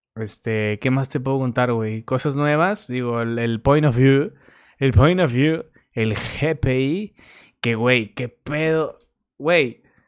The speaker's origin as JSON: {"language": "Spanish", "town": "Torreón", "region": "Coahuila", "country": "Mexico", "moved": "yes", "lives_now": "Monterrey, Mexico", "said": "yo soy de Torreón"}